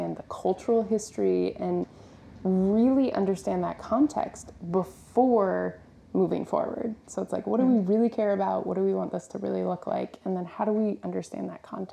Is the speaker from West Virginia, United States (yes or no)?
yes; West Virginia, United States; I grew up in West Virginia around corn and soy farmers